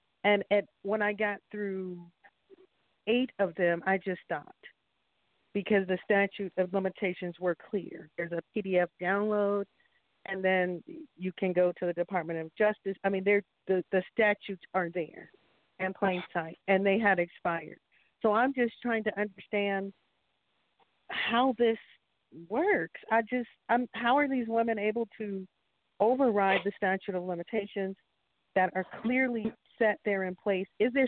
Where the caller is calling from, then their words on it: North Carolina, United States; I'm calling from North Carolina.